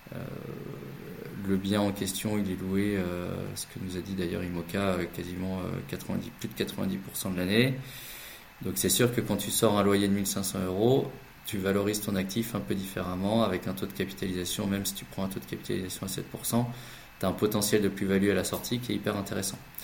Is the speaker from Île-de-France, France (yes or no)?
no; the Nord, Hauts-de-France, France; now in Paris, France; on est du Nord et on habite à Paris